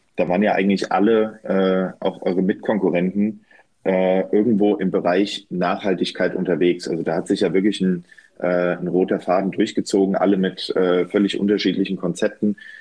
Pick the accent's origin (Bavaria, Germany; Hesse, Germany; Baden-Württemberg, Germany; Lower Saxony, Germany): Hesse, Germany; Bad Nauheim; bei mir in meiner Heimatstadt in Bad Nauheim